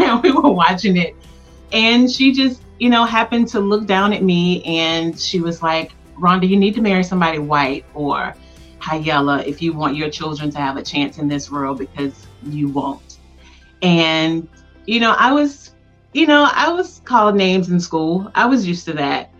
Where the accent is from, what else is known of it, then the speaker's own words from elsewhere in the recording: Tuskegee, Alabama, United States; born and raised in Tuskegee, Alabama